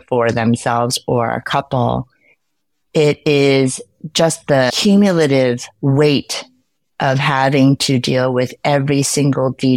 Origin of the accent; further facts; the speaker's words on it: United States; also born or lived in Korea; I moved when I was five. So I am what we call ourselves a 1.5 generation immigrant. And so, you know, I grew up mostly in the U.S.